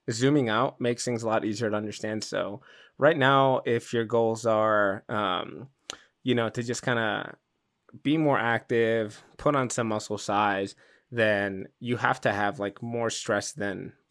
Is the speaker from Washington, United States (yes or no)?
no; Chicago, Illinois, United States; moved away